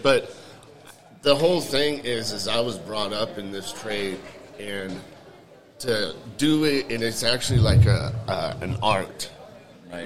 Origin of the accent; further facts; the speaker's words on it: Lodi, California, United States; I'm from Lodi, California